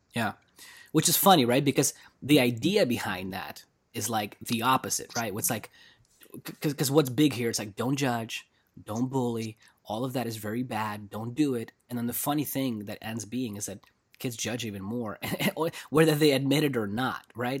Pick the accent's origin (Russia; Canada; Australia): Russia; moved away; when I was growing up in Russia